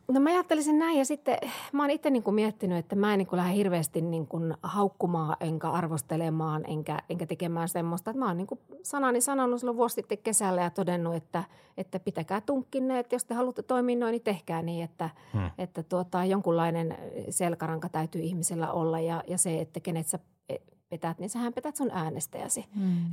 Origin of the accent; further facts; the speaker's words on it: Siilinjärvi, North Savo, Finland; moved away; minä olen Savosta kotosi kanssa Joo. Siilijärveltä